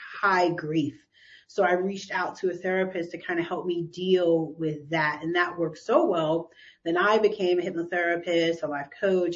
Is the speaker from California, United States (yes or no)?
no; New York City, New York, United States; I was raised here in New York City